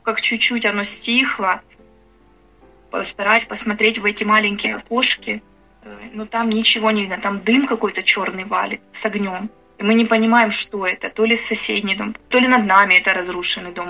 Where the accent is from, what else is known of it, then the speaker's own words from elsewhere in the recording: Bucha, Kyiv Oblast, Ukraine; moved away as an adult; я из Бучи